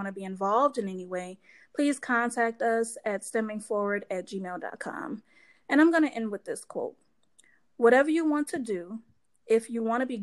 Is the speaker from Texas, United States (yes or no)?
no; New Orleans, Louisiana, United States; now in Madison, United States; I grew up in New Orleans